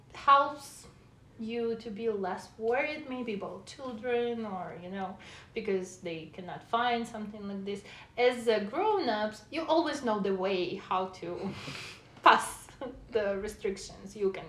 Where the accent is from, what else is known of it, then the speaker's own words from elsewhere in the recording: Russia; Well, I came from Russia.